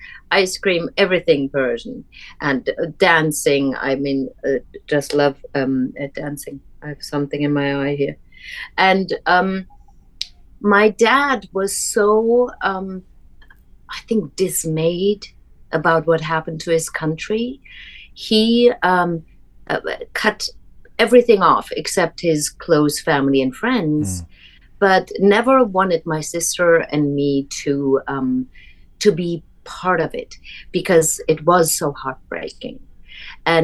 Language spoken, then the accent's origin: English; Germany; also born or lived in United States; Yeah, so I grew up mostly in Germany, and then, you know, all over Europe and also United States.